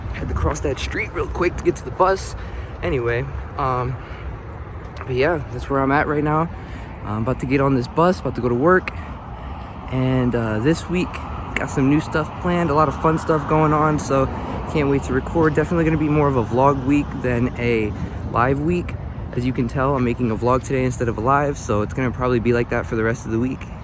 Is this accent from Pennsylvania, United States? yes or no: yes; Philadelphia, Pennsylvania, United States; I was born and raised in North Philadelphia, um, also known as the Badlands